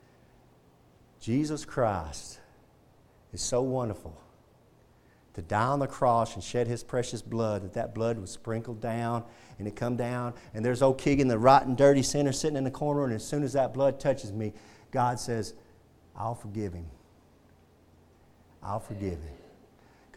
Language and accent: English; Texas, United States; I'm proud to be a Texan